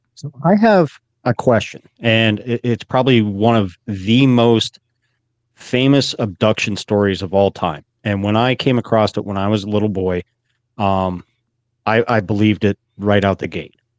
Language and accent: English; Pennsylvania, United States; my home state